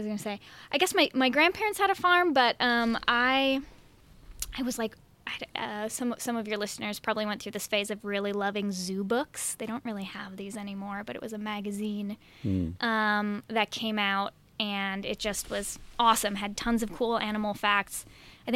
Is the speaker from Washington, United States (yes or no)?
no; Milwaukee, Wisconsin, United States; moved away; I grew up in the suburbs of Milwaukee